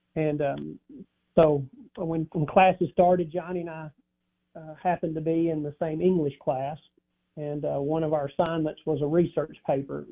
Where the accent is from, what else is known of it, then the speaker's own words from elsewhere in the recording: Dyersburg, Tennessee, United States; also born or lived in Starkville, Mississippi; Dyersburg, Tennessee